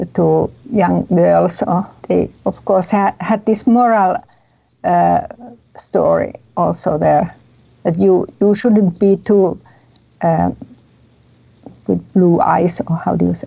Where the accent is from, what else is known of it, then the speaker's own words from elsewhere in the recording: Helsinki, Uusimaa, Finland; I'm from Helsinki, from Finland